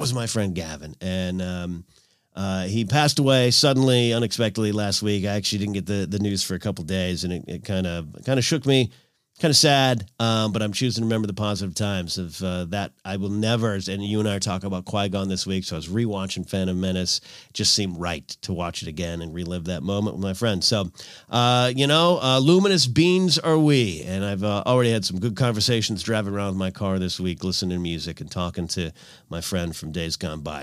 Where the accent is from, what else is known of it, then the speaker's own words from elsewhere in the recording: Arroyo Grande, California, United States; moved away as an adult; I had moved out of my hometown in nineteen ninety-eight